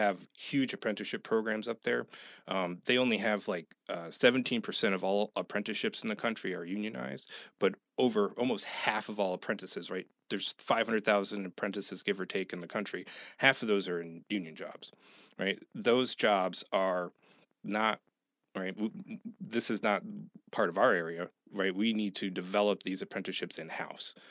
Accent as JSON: {"language": "English", "town": "Schenectady", "region": "New York", "country": "United States", "also_born_or_lived": "Middletown, New York", "moved": "as an adult", "lives_now": "Horry County, South Carolina, United States", "said": "I'm originally from Schenectady"}